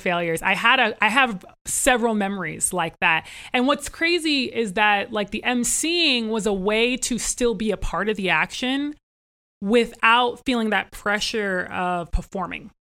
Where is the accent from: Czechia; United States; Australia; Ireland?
United States; Northern Virginia; I actually was born into a family that we grew up in Northern Virginia, right outside of Washington, D.C.